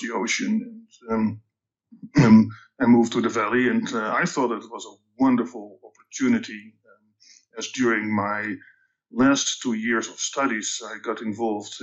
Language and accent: English; Amsterdam, North Holland, Netherlands; accent: Dutch; English is a second language; moved away; So my accent is Dutch. I was born and raised in the Netherlands, in Amsterdam to be precise.